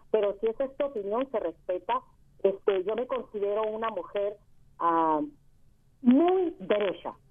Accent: San Luis Río Colorado, Sonora, Mexico; soy de San Luis Río, Colorado.

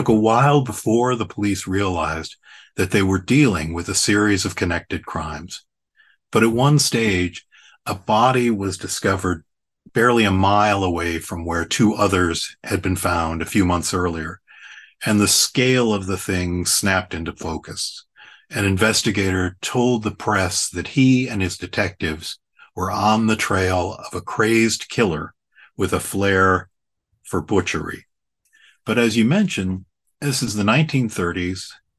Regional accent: Cleveland, Ohio, United States; As you mentioned, I grew up in Cleveland, and I was at an overnight camp, and we were roasting marshmallows around a campfire

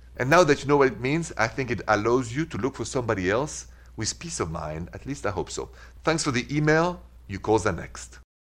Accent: Midwest, United States; I'm from the Midwest.

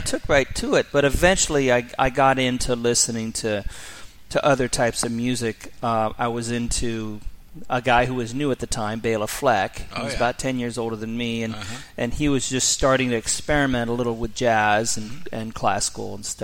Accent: San Francisco Bay Area, California, United States; I grew up in the San Francisco Bay Area.

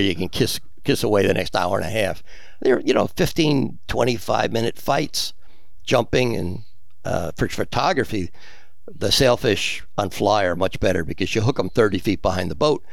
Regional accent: United States; moved away as an adult; also born or lived in Pensacola, Florida / Key West, Florida; now in South Florida, United States; I was from New Jersey, New York, and then I was in Pensacola for two years

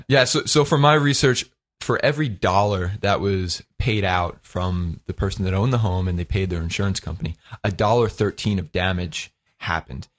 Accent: Lindenhurst, New York, United States; my hometown of Lindenhurst, Long Island

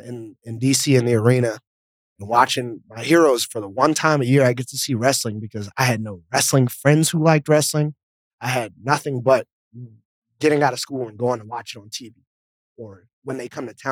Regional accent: East Coast, United States; You know, growing up in the East Coast, it's cold. I get snow on my birthday a lot of times.

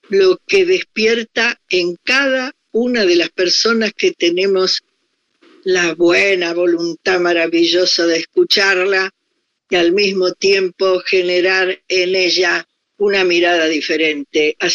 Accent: Argentina; moved away as an adult; also born or lived in Paris, France; yo soy una, mujer argentina, me miren donde me miren, me toquen donde me toquen.

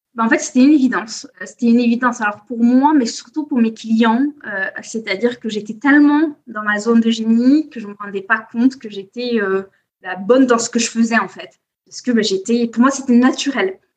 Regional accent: Corsica, France; now in Biarritz, France; je suis née, j'ai grandi en Corse

